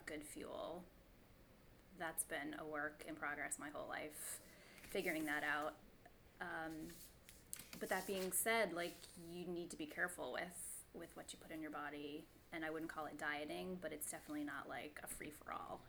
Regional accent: Newburyport, Massachusetts, United States; also born or lived in Boston, Massachusetts; I was born in Newburyport, Massachusetts, which is on the northeast coast of Massachusetts, almost to New Hampshire.

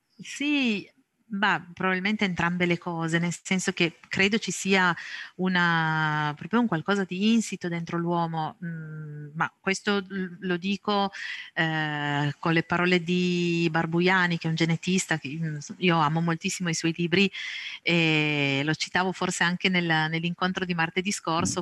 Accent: province of Cuneo, Piedmont, Italy; Sono nata e cresciuta in provincia di Cuneo, qui ancora vivo

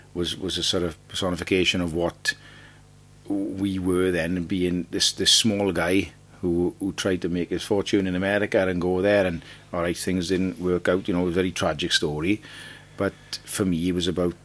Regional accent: Wales, United Kingdom; accent: Welsh; I'm in Tunisia from Wales

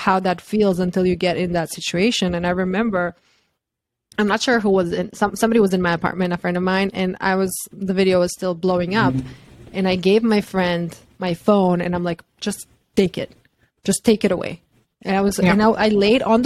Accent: Croatia; moved away as an adult; also born or lived in New York; I'm from Croatia

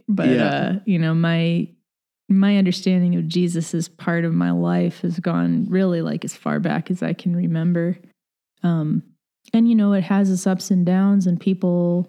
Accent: Batavia, New York, United States; also born or lived in Los Angeles, United States; So I grew up in Batavia. My dad works for the state, and he has for most of my life. Like, before that, my parents were both teachers in Southern California in the L.A. area, and I was there with them early in life

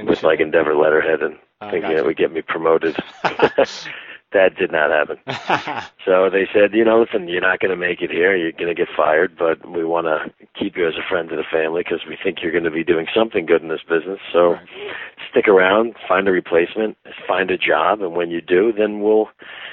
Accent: Great Neck, New York, United States; moved away; I grew up in Long Island in Great Neck

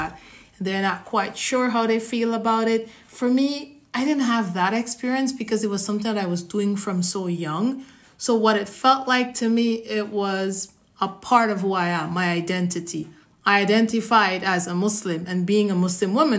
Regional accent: Guyana; moved away as an adult; now in United States; I'm from the Caribbean, specifically Guyana. I was born there, grew up there, spent a little more than half of my life there, and then I migrated to the U.S.

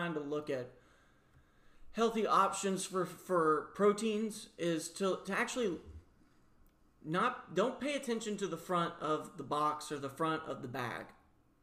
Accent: the South, United States; me as a Southerner I grew up around

